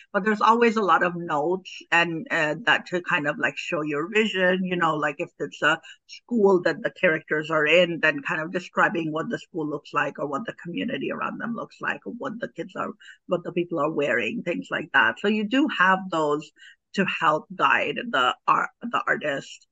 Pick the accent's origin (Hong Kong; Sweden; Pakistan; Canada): Pakistan; moved away as an adult; now in United States; I'm an immigrant. I'm I'm originally from Pakistan. I came here to the U.S. as an adult. I was um, 22 years old when I when I um, came to this country